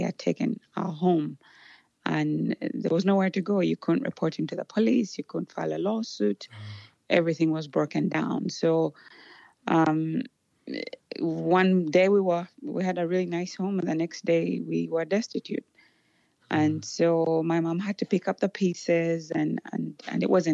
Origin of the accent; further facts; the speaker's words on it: Uganda; now in United States; So I was born in Uganda. That's in East Africa.